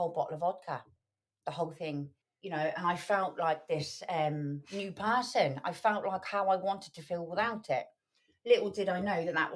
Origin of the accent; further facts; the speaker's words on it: Poole, South West England, United Kingdom; moved away as an adult; now in Birmingham, United Kingdom; I'm from a place called Poole down in Dorset.